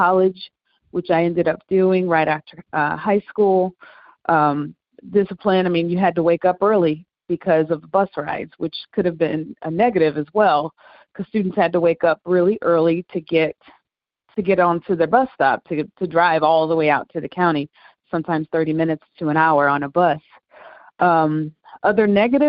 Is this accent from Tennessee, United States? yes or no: no; St. Louis, Missouri, United States; I'm from St. Louis, and in St. Louis, we have a desegregation program where our Black kids are bused